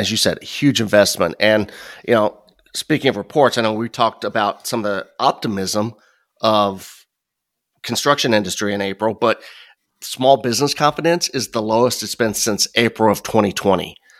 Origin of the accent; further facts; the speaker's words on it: Midwest, United States; also born or lived in Chicago; growing up in the Midwest